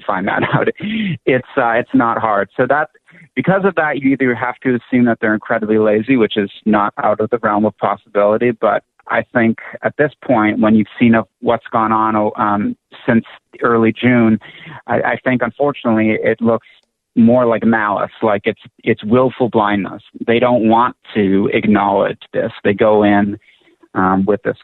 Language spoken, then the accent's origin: English; Toronto, Ontario, Canada; now in United States; I was born in Toronto